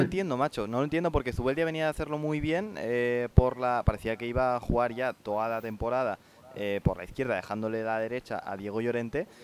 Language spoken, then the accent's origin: Spanish; Valencia, Valencian Community, Spain; yo he crecido en Valencia